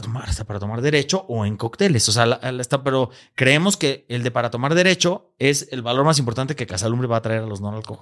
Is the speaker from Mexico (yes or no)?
yes; Mexico; este gran orgullo que tenemos como mexicanos